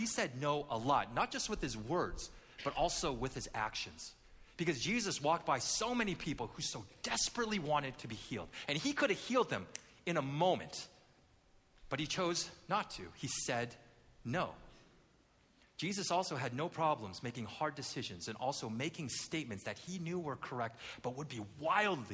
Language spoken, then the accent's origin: English; Vancouver, British Columbia, Canada; as a kid, I grew up in Vancouver. Not Vancouver, Washington, but the real Vancouver, Vancouver, Canada